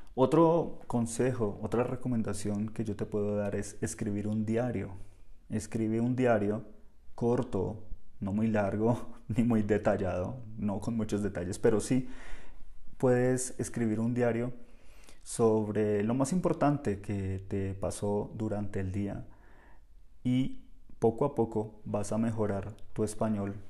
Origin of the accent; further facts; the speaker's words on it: Bogotá, Colombia; Nosotros hablamos diferente en Bogotá, yo soy bogotano